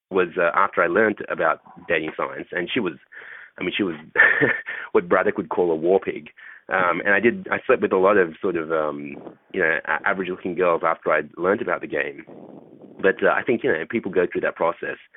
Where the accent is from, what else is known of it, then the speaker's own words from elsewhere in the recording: Australia; I grew up in uh, in Australia, and um, I'm a I'm a short Asian guy for for those people who don't who don't know me. Um, and uh, growing up in Australia amongst a bunch of alpha males